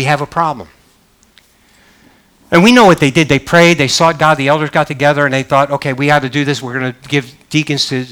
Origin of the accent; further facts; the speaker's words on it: Northeast, United States; also born or lived in the South; now in Southern United States; I grew up in the Northeast and moved to the South.